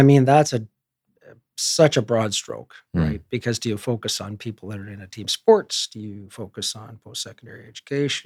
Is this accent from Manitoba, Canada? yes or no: no; Edmonton, Alberta, Canada; also born or lived in Ontario; I was born and raised in Edmonton. Total North End kid